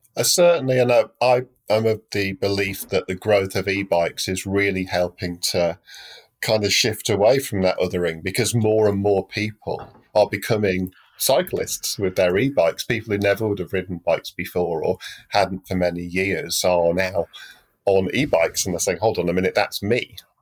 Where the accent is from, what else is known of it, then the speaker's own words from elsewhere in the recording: United Kingdom; moved away as an adult; also born or lived in London; now in Europe; I'm British, even though I live in Europe now